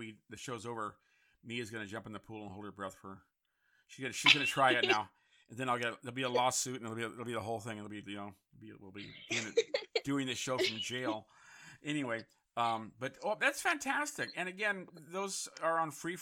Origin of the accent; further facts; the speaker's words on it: San Francisco, California, United States; also born or lived in Connecticut; I grew up in San Francisco